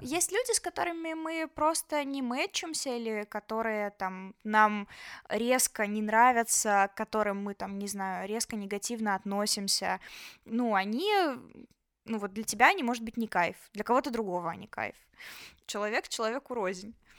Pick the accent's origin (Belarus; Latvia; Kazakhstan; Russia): Belarus; moved away as an adult; now in Georgia; мы же белорусы